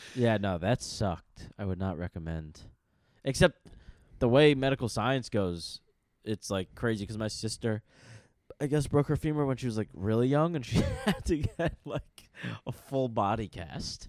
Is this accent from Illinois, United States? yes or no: no; New York, United States; I'm from New York